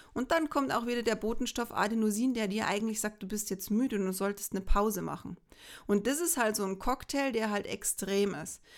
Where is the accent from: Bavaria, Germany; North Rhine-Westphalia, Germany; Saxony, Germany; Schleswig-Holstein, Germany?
Bavaria, Germany; bei uns in Bayern.